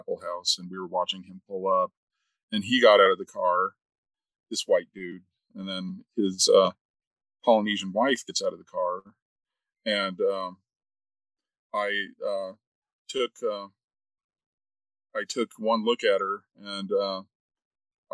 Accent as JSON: {"language": "English", "region": "Arizona", "country": "United States", "tie": "born or raised there", "also_born_or_lived": "Utah", "moved": "as an adult", "said": "growing up in Arizona, I had never experienced being on the receiving end of racism until I moved to Utah"}